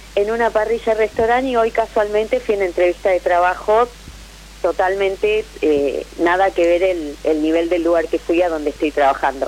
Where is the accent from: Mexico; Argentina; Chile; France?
Argentina; Temperley, Buenos Aires Province; De Lomas de Zamora, Temperley